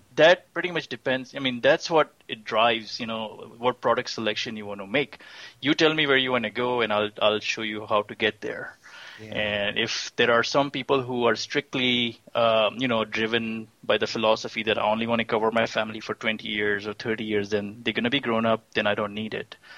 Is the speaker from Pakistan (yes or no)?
yes; Pakistan; moved away as an adult; also born or lived in Austin, Texas; now in Houston, United States; I'm originally from Pakistan. I I came here about 24 years ago and as a student